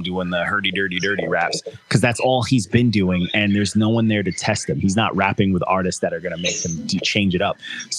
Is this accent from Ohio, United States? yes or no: no; Long Island, New York, United States; I'm Long Island. I'm from Long Island